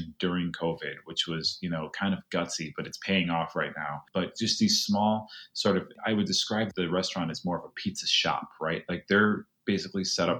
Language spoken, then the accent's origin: English; Chicago, Illinois, United States; we grew up on thin crust pizza